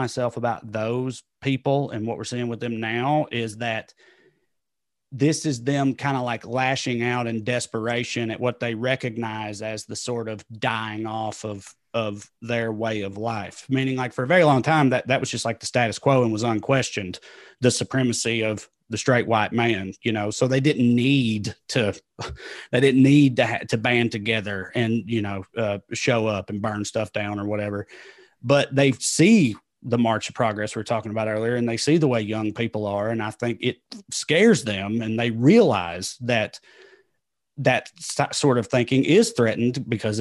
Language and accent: English; the American South, United States; accent: Southern; I'm not the only liberal white Southerner.